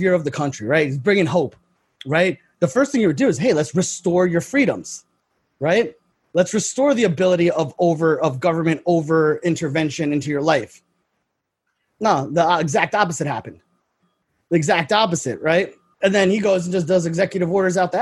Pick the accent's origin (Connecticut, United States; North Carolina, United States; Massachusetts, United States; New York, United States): New York, United States; I'm from New York